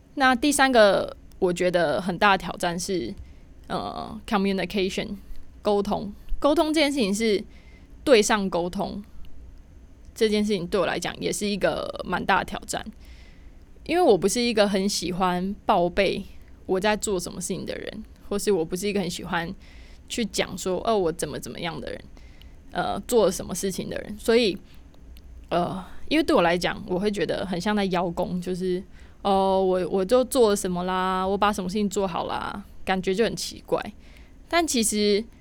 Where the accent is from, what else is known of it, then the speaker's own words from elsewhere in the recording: Taiwan; 像我一样的那个土包子， 台台包不见，台湾人